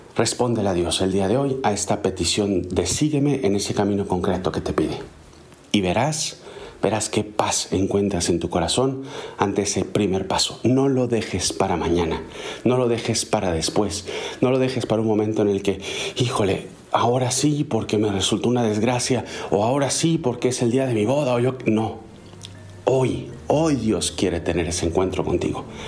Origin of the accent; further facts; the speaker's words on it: Mexico; En México, el país de donde soy originario